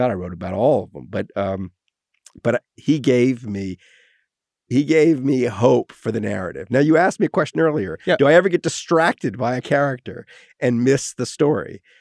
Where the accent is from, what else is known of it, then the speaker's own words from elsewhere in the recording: Wales, United Kingdom; my real response is I'm Welsh.